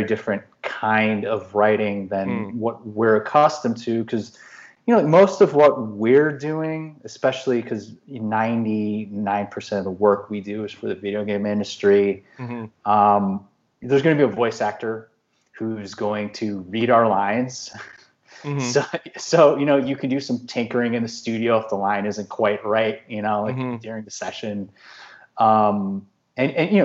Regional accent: Chicago, Illinois, United States; I'm from Chicago

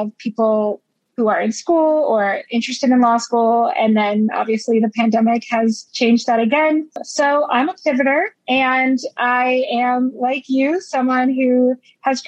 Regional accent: Florida, United States; moved away as an adult; now in New York, United States; I'm actually originally from Florida

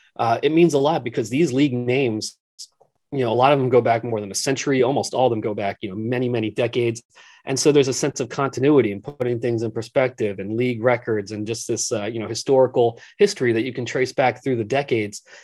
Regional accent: Philadelphia area, Pennsylvania, United States; growing up in the Philadelphia area

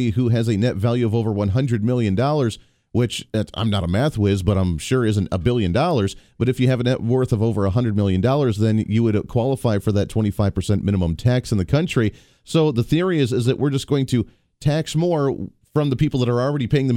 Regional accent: Kansas, United States; here in my home state, here in the state of Kansas

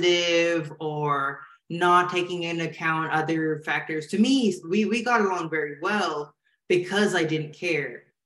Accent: Malaysia; now in United States; when I was growing up in Malaysia

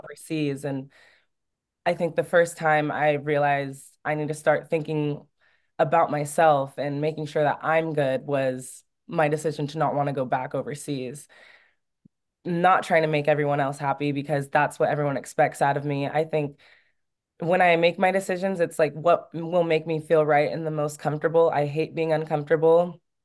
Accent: California, United States; moved away as an adult; also born or lived in Oregon / France; my home state

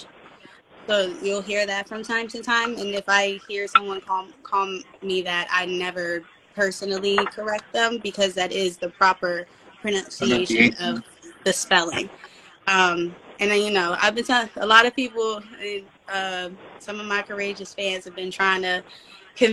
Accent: Philadelphia, Pennsylvania, United States; I'm from Philadelphia, Pennsylvania. But I represent in the Delaware County streets, which is the suburbs of Philadelphia.

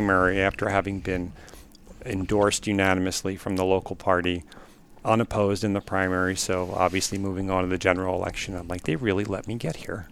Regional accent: Newtown, Pennsylvania, United States; I'm from Bucks County, Newtown specifically

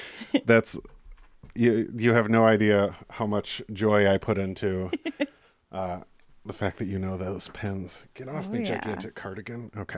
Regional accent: Clarkston, Michigan, United States; And then born and raised in Clarkston.

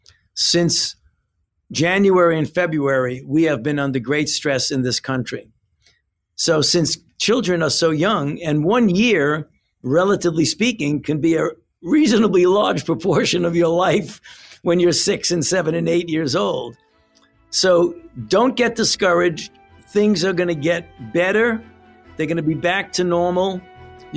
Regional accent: New York City, New York, United States; my favorite place in Brooklyn is where I used to go when I was a child in the summer

